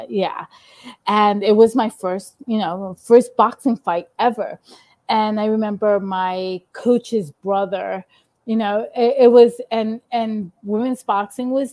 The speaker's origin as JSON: {"language": "English", "town": "New York City", "region": "New York", "country": "United States", "said": "being here from Queens"}